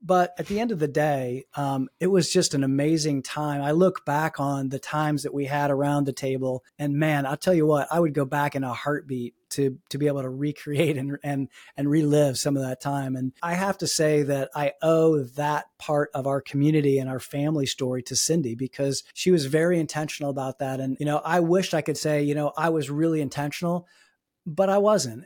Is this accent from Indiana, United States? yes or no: yes; Fort Wayne, Indiana, United States; now in Pittsburgh, United States; where I grew up in Fort Wayne, I, I, I grew up in, you know, a s, relatively small Midwestern town